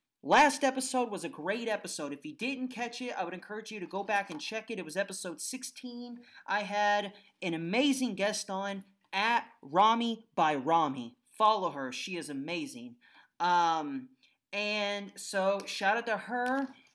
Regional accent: Indiana, United States; I'm from Indiana.

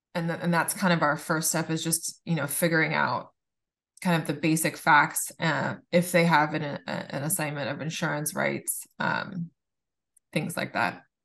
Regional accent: Laguna Beach, California, United States; I grew up in Laguna Beach

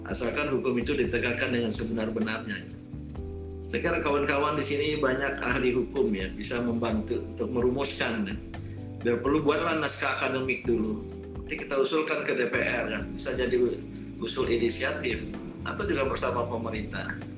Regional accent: West Nusa Tenggara, Indonesia; ini suku tetangga saya ya suku Bojo Bima itu di Pulau Sumbawa saya suku Samawa Sumbawanya

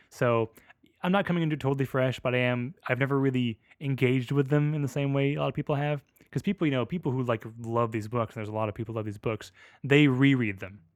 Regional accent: United States; I'm an American.

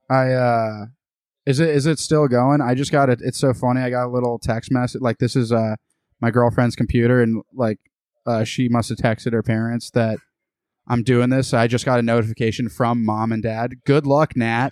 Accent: United States; also born or lived in Boston; now in Austin, United States; I was born in the United States.

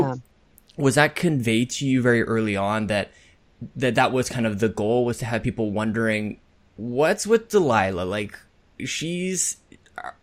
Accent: Canada; I'm Canadian

